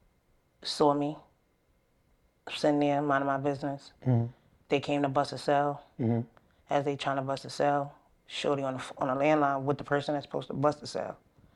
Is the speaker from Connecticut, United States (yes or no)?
no; Brooklyn, New York, United States; I'm from Brooklyn, Bed-Stuy.